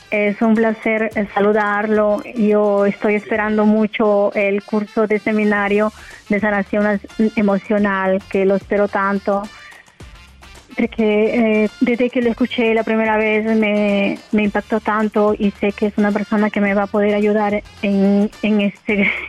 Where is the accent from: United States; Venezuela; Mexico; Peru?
Peru; Huacho, Lima; Yo en Huacho, provincia de Lima, eh, se la capital de Perú.